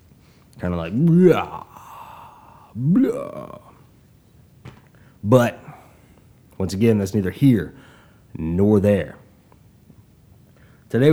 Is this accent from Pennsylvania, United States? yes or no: no; Tulsa, Oklahoma, United States; my town, my hometown, my city, Tulsa, Oklahoma